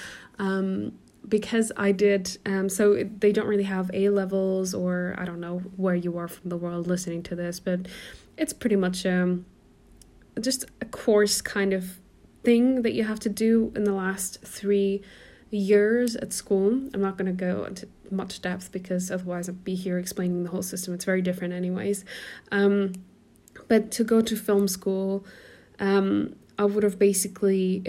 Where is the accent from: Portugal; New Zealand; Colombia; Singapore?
Portugal; accent: American; moved away as an adult; also born or lived in Germany; now in United Kingdom; I am originally German, but I grew up in Portugal. My family moved me there when I was 6